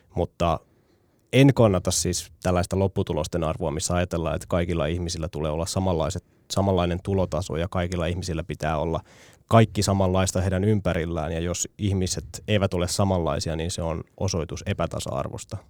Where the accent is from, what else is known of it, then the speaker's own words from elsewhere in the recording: Tampere, Pirkanmaa, Finland; Tampereella kotikaupungissani